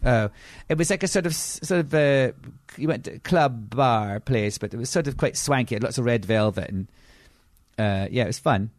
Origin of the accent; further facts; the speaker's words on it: Edinburgh, Scotland, United Kingdom; I'm from Edinburgh.